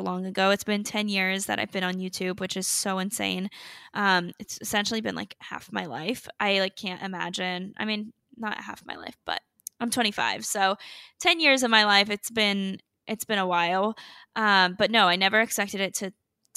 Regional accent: North Carolina, United States; now in Miami, United States; I currently live in Miami, but I'm from North Carolina

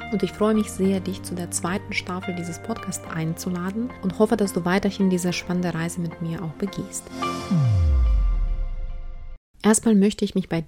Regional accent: Ukraine; Krieg in der Ukraine, weil ich selbst ursprünglich aus der Ukraine komme. Insofern geht es hier um meine Heimat und mein Herz blutet jeden Tag wegen aller Gräueltaten, die da momentan passieren.

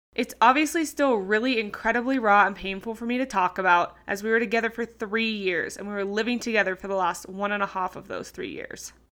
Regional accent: Sydney, New South Wales, Australia; moved away as an adult; from Sydney, Australia, my hometown.

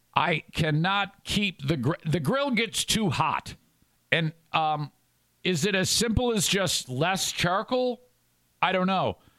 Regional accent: Warren, Michigan, United States; I grew up in Warren, Michigan

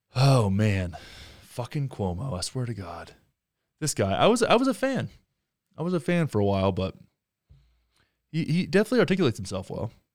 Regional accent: Texas, United States; now in Denver, United States; my home state of Texas

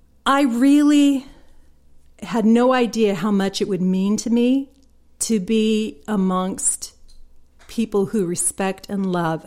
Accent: Mississippi, United States; also born or lived in Utah; I came from Mississippi. Mm-hmm. To Utah

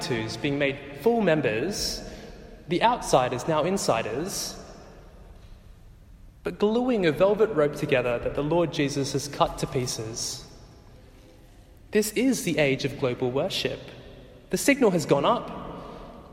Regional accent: Australia; Growing up in Australia as Sri Lankans

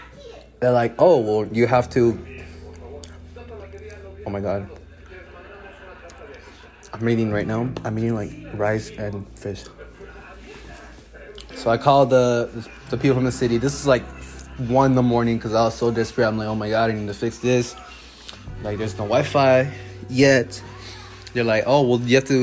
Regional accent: Dallas, Texas, United States; born and raised in Dallas, Texas

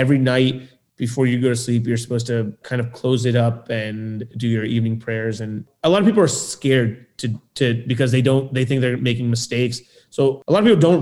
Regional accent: Lewisburg, Pennsylvania, United States; where I grew up in Lewisburg, there was no other Sikh family except one

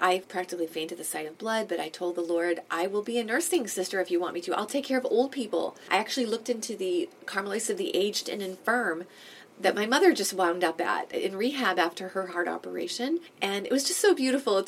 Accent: Boston, Massachusetts, United States; now in Toronto, Canada; I am from Boston, from New England originally.

